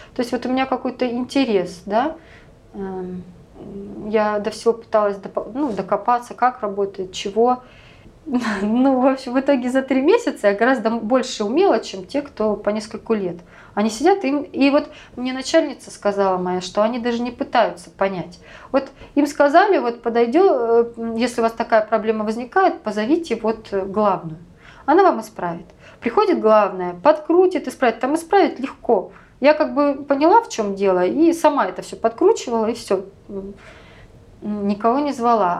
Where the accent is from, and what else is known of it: Russia; now in United States